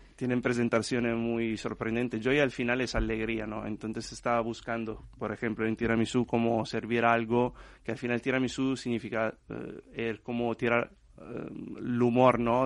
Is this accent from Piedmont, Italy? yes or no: yes; Trino, Piedmont, Italy; Spanish is a second language; moved away as an adult; now in Spain; La tierra de los arrozales al final es mi pueblo ¿no? en Italia